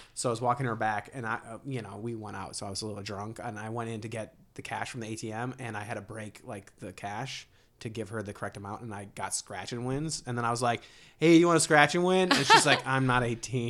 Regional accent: Ohio, United States; moved away; I grew up in Ohio

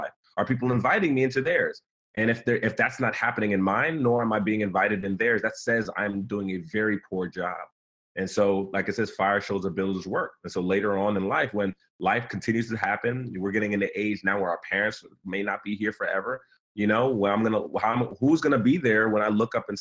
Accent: New York City, New York, United States; I come from, you know, Nigerian immigrants, came in the late 70s. I was born in Brooklyn, New York, and raised

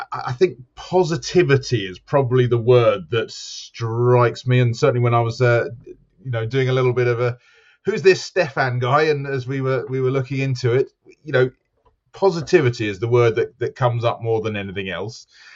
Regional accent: United Kingdom; I am not South African, I'm British, but my dad grew up in South Africa.

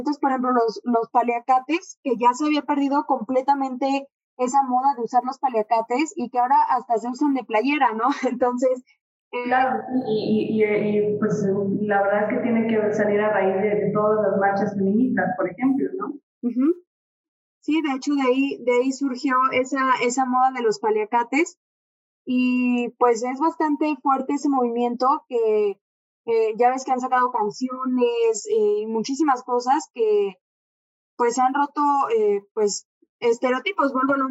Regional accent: Mexico

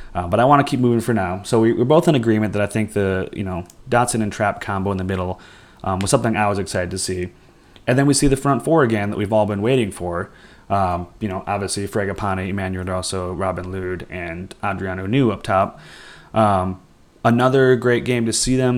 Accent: Wisconsin, United States; We're both from Wisconsin.

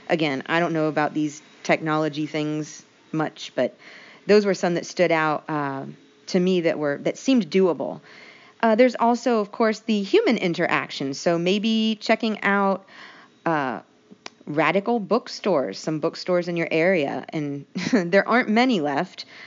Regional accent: United States; we're from the United States

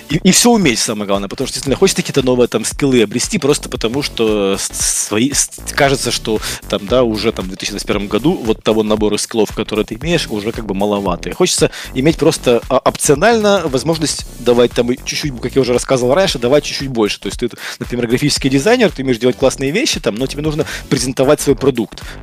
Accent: Kyiv Oblast, Ukraine; born there; родился под Киевом, и я мечтал, что вот я там приеду в Киев, буду жить в большом городе

